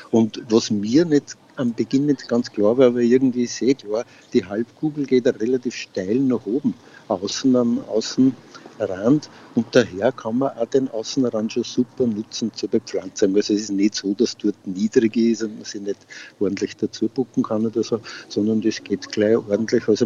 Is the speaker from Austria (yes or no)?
yes; Freistadt, Upper Austria, Austria; ich bin aus Freistadt, bin leidenschaftlicher Gärtner schon länger